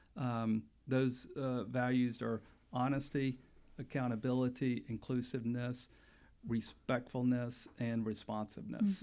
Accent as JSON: {"language": "English", "town": "Pensacola", "region": "Florida", "country": "United States", "tie": "born or raised there", "also_born_or_lived": "Panama City, Florida", "moved": "as an adult", "lives_now": "Tallahassee, United States", "said": "I grew up in Pensacola"}